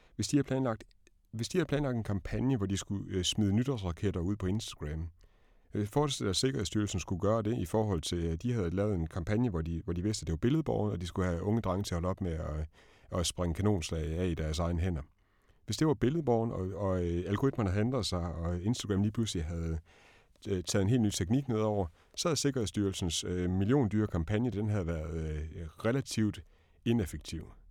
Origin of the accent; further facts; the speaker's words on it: Denmark; som dansker